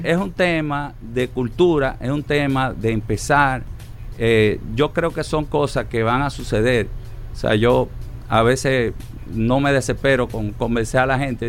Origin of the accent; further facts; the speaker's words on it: Santo Domingo, Distrito Nacional, Dominican Republic; mi ciudad natal, Santo Domingo